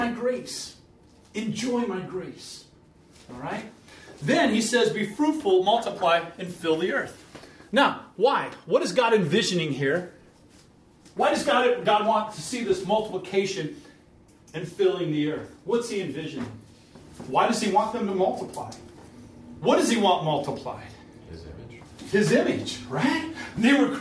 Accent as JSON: {"language": "English", "region": "Iowa", "country": "United States", "also_born_or_lived": "Minnesota", "moved": "yes", "said": "I'm from Iowa, and I come from Iowa up to Minnesota"}